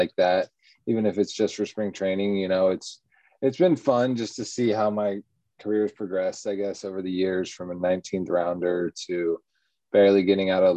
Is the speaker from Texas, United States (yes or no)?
yes; Austin, Texas, United States; also born or lived in Orlando, Florida; I actually grew up in Austin, Texas. I was born in Orlando, though